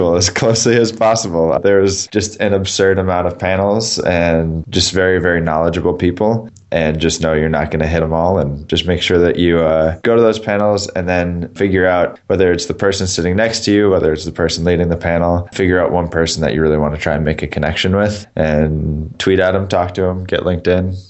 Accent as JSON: {"language": "English", "town": "Boston", "region": "Massachusetts", "country": "United States", "tie": "born or raised there", "also_born_or_lived": "Singapore", "moved": "as an adult", "lives_now": "San Francisco, United States", "said": "I grew up in Boston and went to school in Boston. So I spent, the first 22 years of my life in the Boston area"}